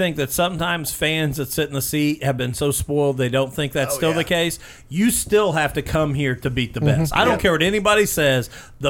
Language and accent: English; Bloomington, Indiana, United States; obviously I grew up in Bloomington, but now coming to Brownstown